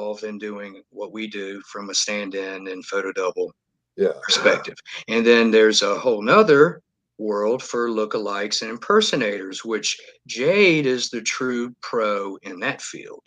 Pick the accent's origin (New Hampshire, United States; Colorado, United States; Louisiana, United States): Louisiana, United States; Baton Rouge; Born and raised in Baton Rouge